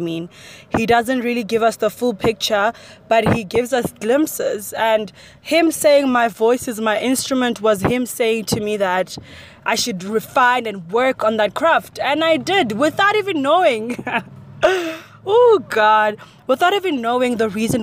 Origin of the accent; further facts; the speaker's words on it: Johannesburg, Gauteng, South Africa; I grew up in Soweto, which is in Johannesburg, South Africa